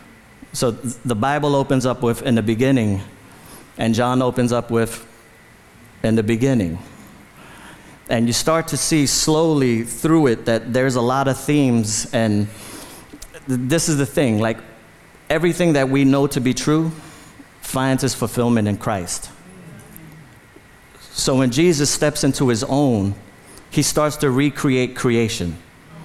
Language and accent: English; New York City, New York, United States; I was born in the Bronx, in the South Bronx, lived in the Bronx my whole life